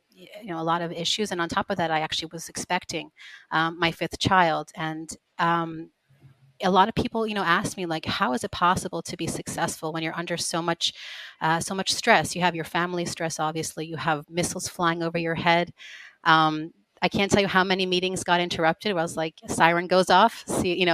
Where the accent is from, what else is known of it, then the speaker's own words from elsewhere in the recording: Pittsburgh, Pennsylvania, United States; moved away as an adult; now in Israel; I'm raised in Pittsburgh, Pennsylvania, member of the Chabad community, and my parents and most of my siblings still live there